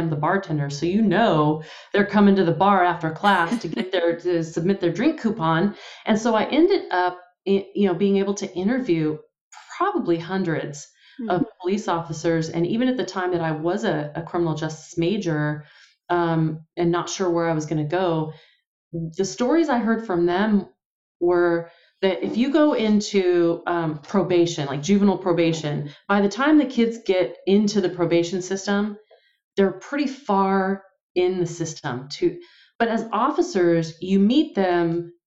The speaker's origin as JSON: {"language": "English", "town": "San Pablo", "region": "California", "country": "United States", "tie": "born or raised there", "said": "I grew up in San Pablo, went to Richmond High in the East Bay, in Contra Costa County in the Bay Area"}